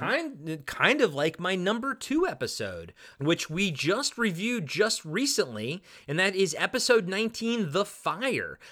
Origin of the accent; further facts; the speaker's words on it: Maryland, United States; I'm from Maryland